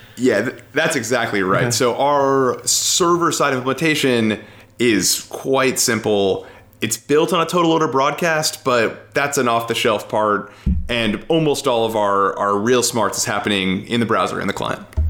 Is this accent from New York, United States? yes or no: yes; New York City, New York, United States; moved away as an adult; also born or lived in Connecticut; now in Seattle, United States; I grew up in New York City